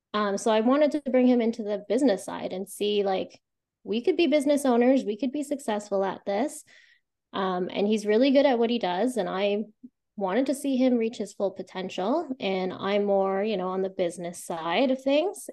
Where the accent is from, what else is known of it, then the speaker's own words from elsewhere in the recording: Calgary, Alberta, Canada; moved away as an adult; now in Ottawa Valley, Canada; I was born and raised in Calgary.